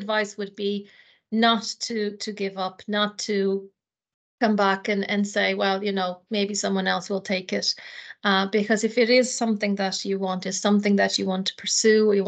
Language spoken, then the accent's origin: English; Portugal; moved away as an adult; now in Ireland; I come from Portugal myself